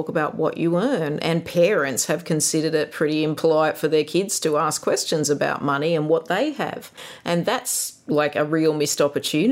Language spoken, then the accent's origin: English; Gunnedah, New South Wales, Australia; it was a very idyllic childhood growing up in Kanada